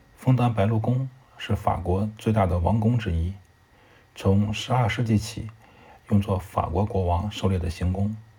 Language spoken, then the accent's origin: Chinese; China; 我们中国人